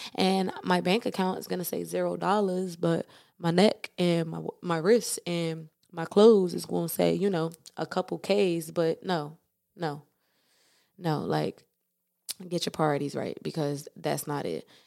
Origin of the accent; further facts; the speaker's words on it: East Coast, United States; moved away as an adult; I was able to be born and raised on the East Coast, and I was able to move to the West Coast